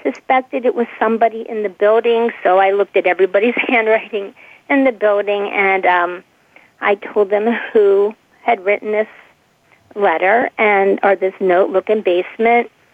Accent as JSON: {"language": "English", "town": "Pittsburgh", "region": "Pennsylvania", "country": "United States", "said": "I'm from Pittsburgh, Pennsylvania"}